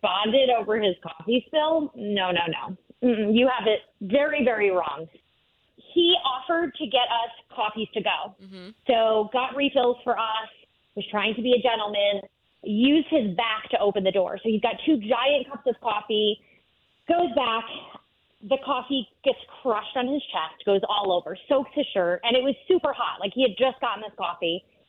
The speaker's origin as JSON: {"language": "English", "region": "New York", "country": "United States", "moved": "yes", "said": "I'm from New York originally, so is he."}